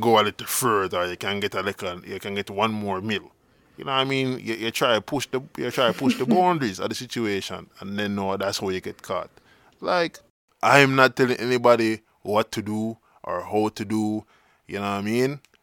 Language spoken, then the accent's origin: English; Jamaica; existence as Jamaican